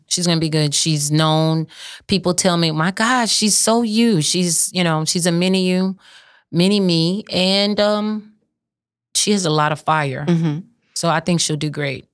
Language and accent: English; St. Martin Parish, Louisiana, United States; I'm from St. Martin Parish.